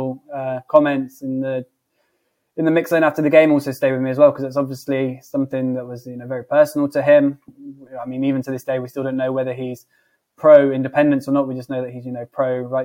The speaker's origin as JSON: {"language": "English", "region": "England", "country": "United Kingdom", "said": "I'm obviously English"}